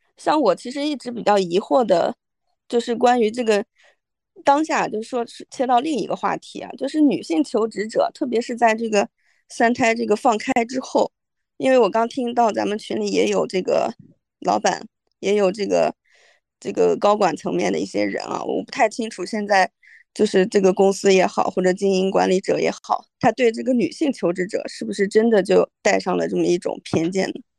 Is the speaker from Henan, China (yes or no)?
yes; Henan, China; moved away; 我作为一个河南人，在外边听到这种话